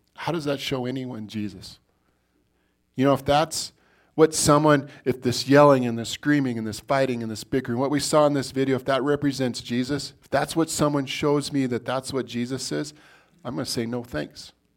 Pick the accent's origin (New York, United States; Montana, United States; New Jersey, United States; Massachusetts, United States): Montana, United States; Billings; I was born in Billings, Montana